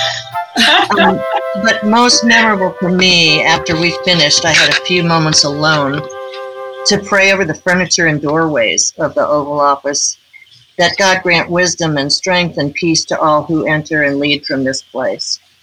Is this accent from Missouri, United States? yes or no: yes; St. Louis, Missouri, United States; moved away as an adult; also born or lived in Washington, D.C.; St. Louis, my hometown.